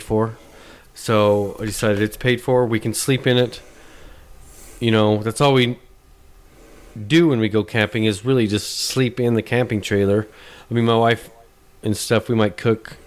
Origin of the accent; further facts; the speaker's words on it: Utah, United States; moved away; when I grew up in Utah